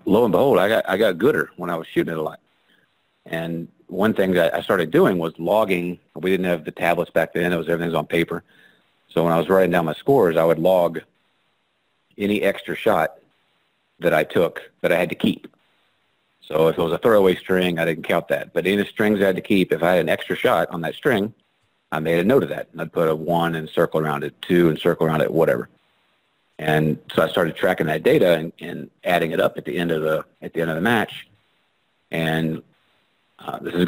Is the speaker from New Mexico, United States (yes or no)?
no; West Virginia, United States; I'm a redneck from West Virginia